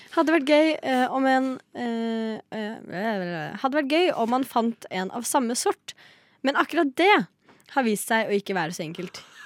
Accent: Lillehammer, Innlandet, Norway; Jeg er fra Lillehammer.

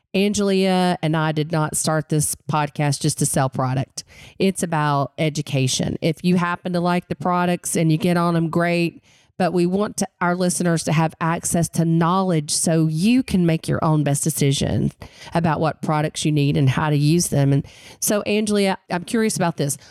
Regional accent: Western North Carolina, United States; I grew up in the mountains of Western North Carolina

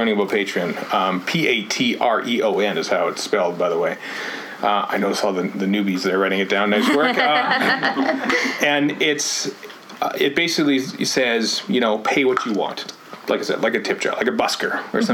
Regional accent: Canada; we're Canadian

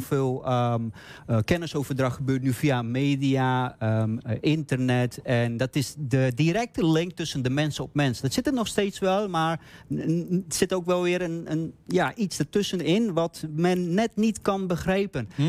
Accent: Bogotá, Bogotá Capital District, Colombia; now in Netherlands; ik ben geboren in Colombia, eh, de hoofdstad Bogota

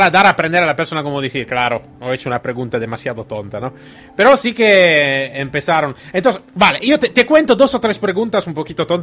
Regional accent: Italy; Spanish is a second language; moved away; soy, soy italiano

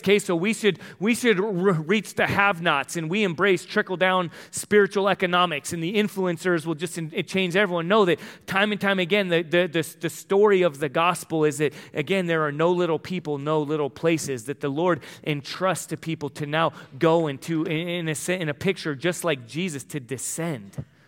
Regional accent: El Cajon, California, United States; moved away; I'm from El Cajon, San Diego, the box

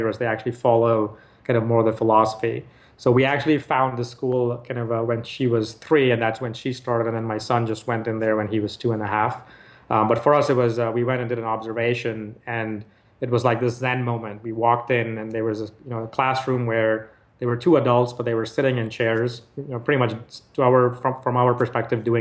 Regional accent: Nigeria; moved away; I grew up in Nigeria

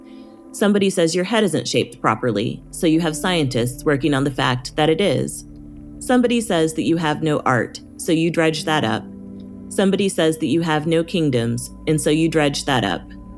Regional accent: Midwest, United States; I don't know how you feel about growing up in the Midwest, but I feel like our options weren't really presented to us very clearly.

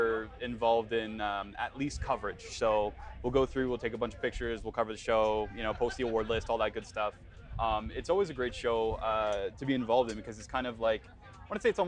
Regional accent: Cambridge, Ontario, Canada; I grew up in Cambridge

